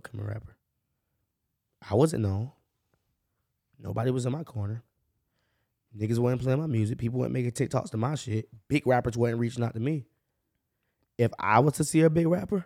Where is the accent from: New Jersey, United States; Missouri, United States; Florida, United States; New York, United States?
Florida, United States; Jacksonville; I grew up on the north side